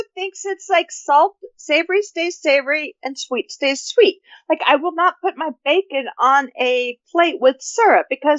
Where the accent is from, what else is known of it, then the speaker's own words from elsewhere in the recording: the West, United States; I'm from the West.